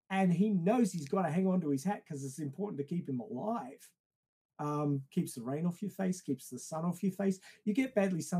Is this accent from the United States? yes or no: no; Australia; I come from Australia